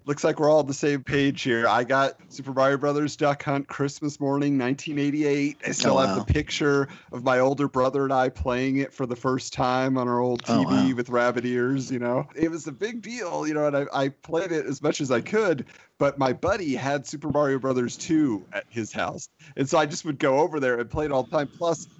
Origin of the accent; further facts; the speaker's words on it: California, United States; Colin, growing up in California, I got to ask if you ever saw this